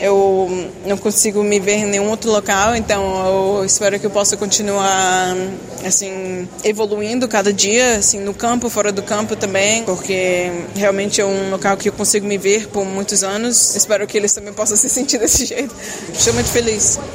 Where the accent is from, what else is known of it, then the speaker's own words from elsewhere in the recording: Brazil; also born or lived in United States; now in Lyon, France; o Brasil é onde eu nasci